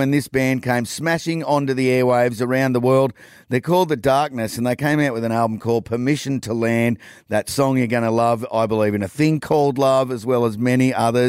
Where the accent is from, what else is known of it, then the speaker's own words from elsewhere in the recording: Australia; I'm as an Australian fan